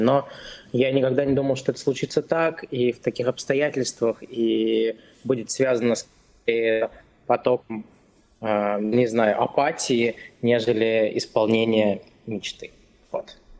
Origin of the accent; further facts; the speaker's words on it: Krasnogorsk, Moscow Oblast, Russia; moved away as an adult; now in United States; Я из Красногорска. Это небольшой город рядом с Москвой